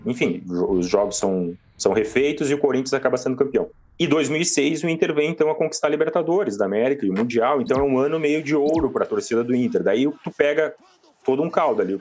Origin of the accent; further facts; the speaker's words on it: Porto Alegre, Rio Grande do Sul, Brazil; moved away as an adult; now in Criciúma, Brazil; Eu sou de Porto Alegre, mas eu moro em Criciúma há sete anos